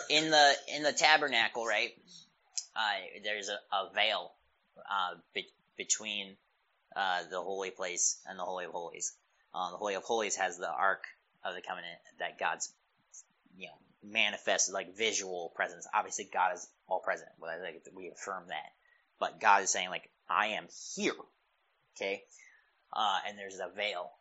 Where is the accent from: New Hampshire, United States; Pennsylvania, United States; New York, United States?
Pennsylvania, United States; I grew up in Pennsylvania